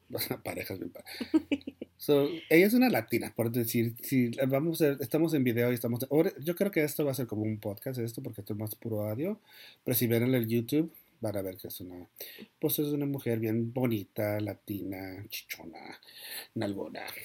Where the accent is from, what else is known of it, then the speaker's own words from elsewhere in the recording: Mexico; soy mexicano